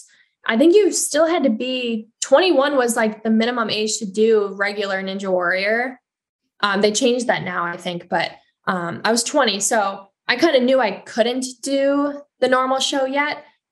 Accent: Hartland, Wisconsin, United States; also born or lived in Madison; Heartland, my hometown

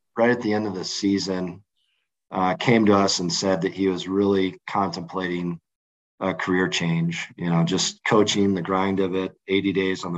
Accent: Battle Creek, Michigan, United States; now in Fort Collins, United States; I was a caddy at the Battle Creek Country Club, and that's my hometown

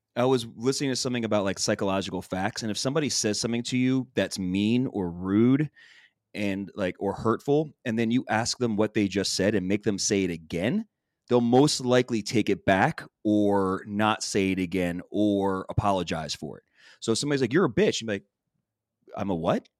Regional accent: Philadelphia, Pennsylvania, United States; I'm from Philly, it's in my fucking language.

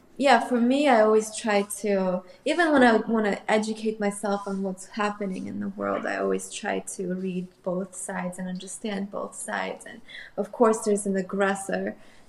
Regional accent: Moscow, Russia; actually, I grew up in Moscow, but a lot of my cousins and a lot of my family is in Ukraine. So I have both in Russia and Ukraine.

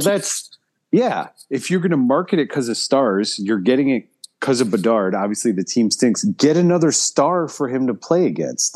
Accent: Chicago, Illinois, United States; where I grew up in Chicago

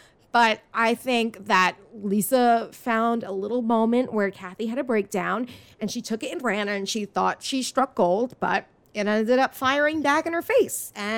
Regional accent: Staten Island, New York, United States; also born or lived in New Jersey; Because obviously I grew up in New York, well, Staten Island, New York, which is pretty much New Jersey. Then we moved to Jersey.

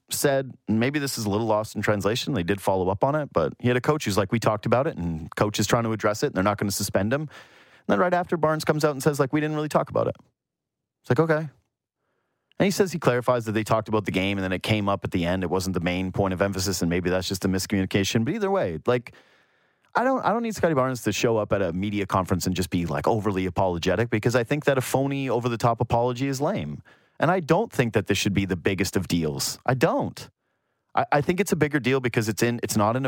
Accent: Yukon, Canada; I'm from the Yukon, so that's why you have an outdoor ed teacher

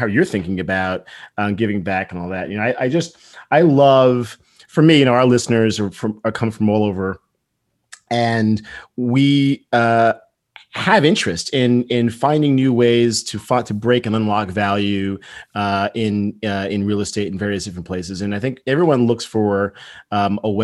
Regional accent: New Jersey, United States; I'm personally from New Jersey

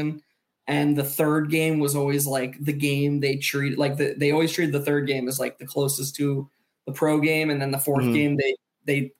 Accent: Chapel Hill, North Carolina, United States; I was born in Chapel Hill

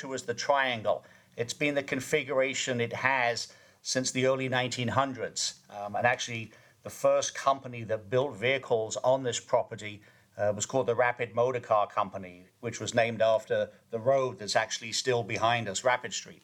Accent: Kent, South East England, United Kingdom; moved away; I grew up in Kent, southeast England

